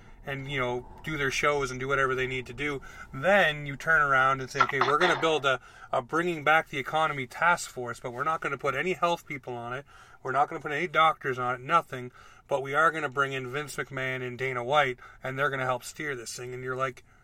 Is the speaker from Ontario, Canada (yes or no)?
yes; Ontario, Canada; moved away; I was in Ontario because I was born in Ontario and I lived there until 2003